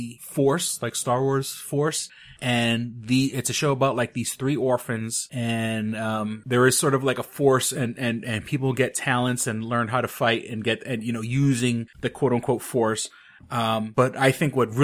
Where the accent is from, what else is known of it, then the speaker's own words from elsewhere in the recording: New York City, New York, United States; being a metalhead growing up in New York City, I grew up with a lot of friends of mine